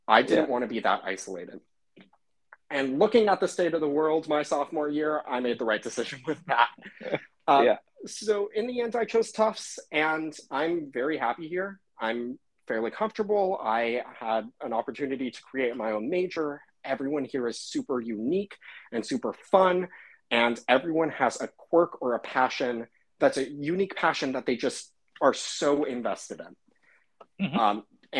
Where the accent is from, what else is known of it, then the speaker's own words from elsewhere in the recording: California, United States; I'm originally from California